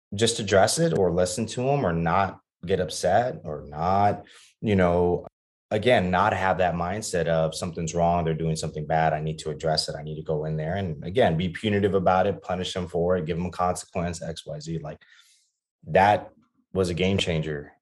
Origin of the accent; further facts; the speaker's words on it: Laredo, Texas, United States; also born or lived in Austin, Texas; I grew up in Laredo, Texas, which is a border town, um, about two hours south of San Antonio